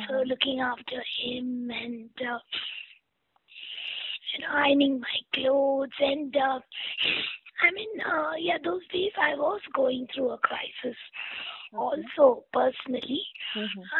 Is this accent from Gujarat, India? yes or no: no; Kerala, India; Yeah, I am very proud prodigy of Kerala.